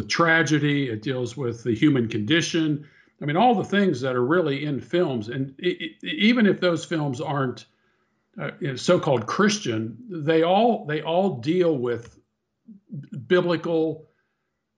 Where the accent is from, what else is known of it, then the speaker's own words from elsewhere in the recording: Pittsburgh, Pennsylvania, United States; moved away; I grew up in Pittsburgh, Pennsylvania